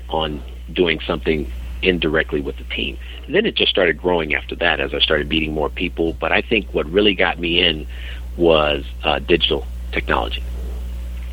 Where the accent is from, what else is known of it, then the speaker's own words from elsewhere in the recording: San Francisco, California, United States; Growing up as a kid, growing up in San Francisco, in the Haight-Ashbury